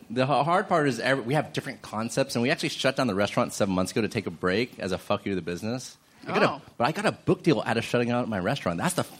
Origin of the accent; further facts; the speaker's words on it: Texas, United States; now in Los Angeles, United States; I'm actually from Texas.